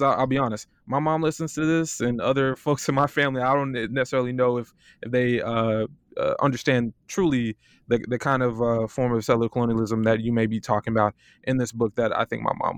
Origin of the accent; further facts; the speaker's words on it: Florida, United States; now in Ann Arbor, United States; You know, I'm from Florida. It's starting to get cold. I'm on a fellowship here in Ann Arbor.